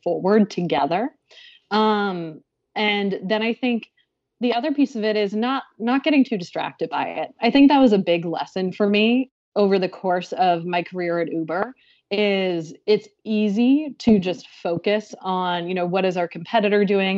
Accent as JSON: {"language": "English", "town": "Boston", "region": "Massachusetts", "country": "United States", "moved": "yes", "lives_now": "New York City, United States", "said": "I live in New York City now, but I'm from the Boston area"}